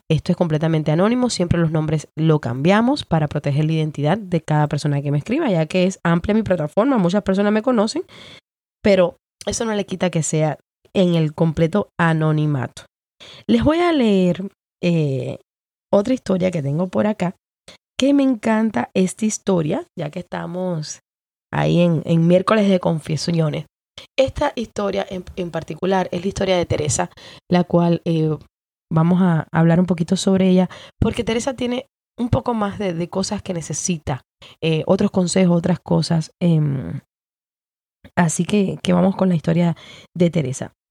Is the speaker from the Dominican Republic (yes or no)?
no; Cuba; Entonces yo tiraba mis canitas al aire como buena cubana